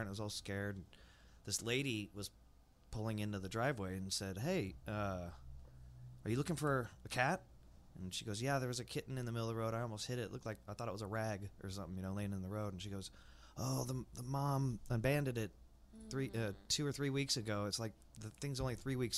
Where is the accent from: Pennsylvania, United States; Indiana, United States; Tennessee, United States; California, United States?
California, United States; San Diego; moved away; I grew up in San Diego, California